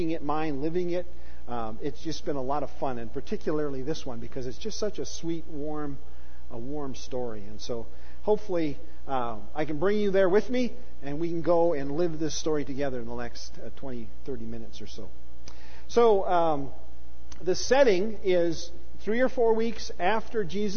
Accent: United States; We as American pastors

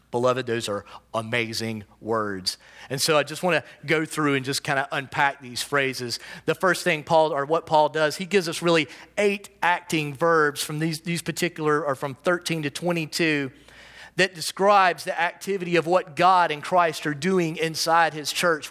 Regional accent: United States; I also self-identify as an American

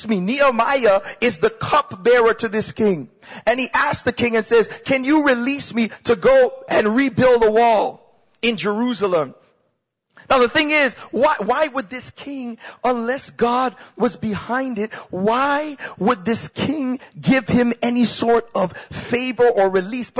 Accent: Toronto, Ontario, Canada; I'm from Scarborough. I'm from Malvern

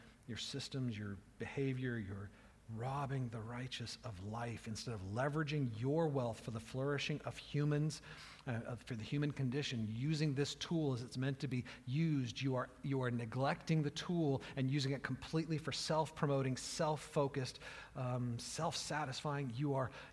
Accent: United States; I'm an American

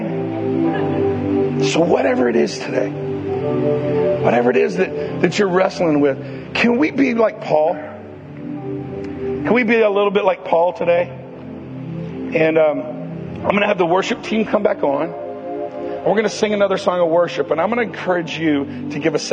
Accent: Mississippi, United States; from Mississippi

